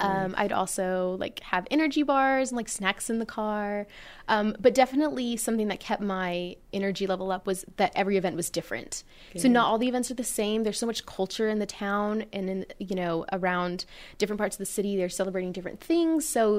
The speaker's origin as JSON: {"language": "English", "town": "Floresville", "region": "Texas", "country": "United States", "said": "since I'm from Floresville, we have the Peanut Festival and we're one of like those last towns that hand make the dresses every year."}